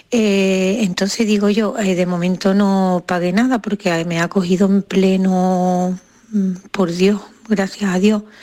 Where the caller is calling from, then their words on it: Seville, Andalusia, Spain; de Sevilla.